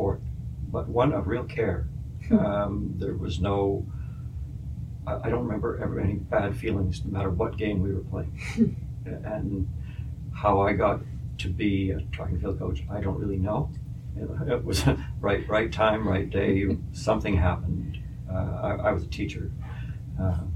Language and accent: English; Winnipeg, Manitoba, Canada; moved away as an adult; also born or lived in Ottawa; growing up on Rowand Avenue in Silver Heights.